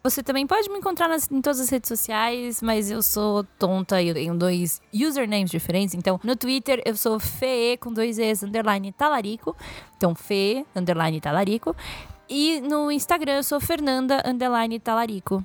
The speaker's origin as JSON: {"language": "Portuguese", "region": "São Paulo", "country": "Brazil", "tie": "born or raised there", "said": "eu nasci em São Paulo"}